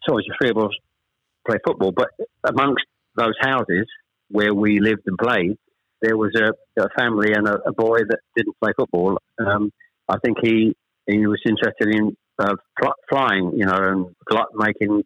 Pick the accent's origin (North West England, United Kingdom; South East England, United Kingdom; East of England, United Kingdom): East of England, United Kingdom; Chelmsford; also born or lived in Ashton-under-Lyne / Manchester; We actually moved south to Chelmsford when I was probably, I was the eldest of three, when I was probably about seven or eight